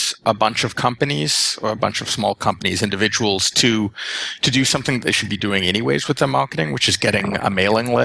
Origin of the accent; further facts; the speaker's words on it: Canada; as a Canadian